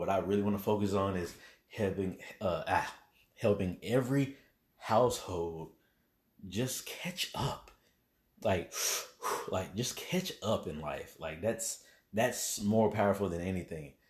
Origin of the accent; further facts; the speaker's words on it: Little Rock, Arkansas, United States; now in Dallas, United States; I'm definitely, uh, from Little Rock, Arkansas. That's my hometown, currently in the Dallas area